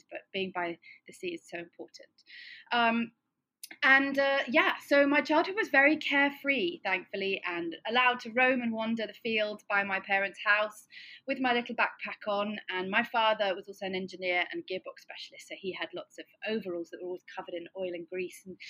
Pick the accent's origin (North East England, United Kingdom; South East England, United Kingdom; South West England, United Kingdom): South West England, United Kingdom; Cornwall; I'm from Cornwall